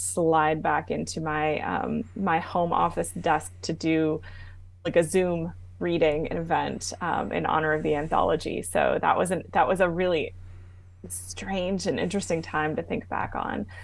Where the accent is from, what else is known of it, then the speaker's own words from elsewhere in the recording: Arizona, United States; also born or lived in New Jersey / Germany; readers will learn that I was born in New Jersey. And um, uh, when my parents separated, uh, my mother moved us to Arizona, where her parents had retired to um, from DC.